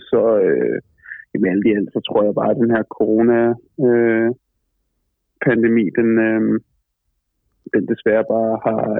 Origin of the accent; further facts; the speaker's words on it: Copenhagen, Capital Region of Denmark, Denmark; moved away as an adult; now in Düsseldorf, Germany; man som københavner godt kan lide, øh, øh, er, er nede i København